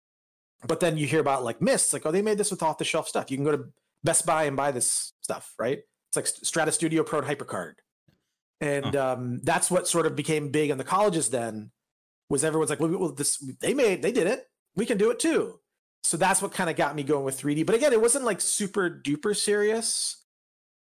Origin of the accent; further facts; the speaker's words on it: Northeast Indiana, United States; moved away as an adult; also born or lived in Massachusetts; I grew up in Indiana, Northeast Indiana